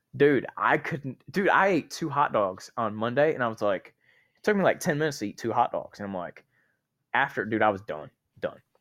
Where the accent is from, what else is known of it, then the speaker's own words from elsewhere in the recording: North Carolina, United States; moved away as an adult; now in Georgia, United States; I'm originally from North Carolina, but I moved down to Georgia when I met my wife, um, in twenty eighteen.